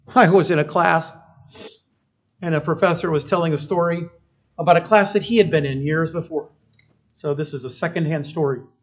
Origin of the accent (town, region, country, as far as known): United States